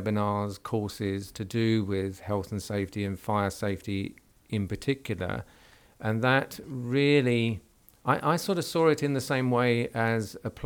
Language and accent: English; London, United Kingdom; now in Southampton, United Kingdom; we're down in Southampton, because historically I'm a Londoner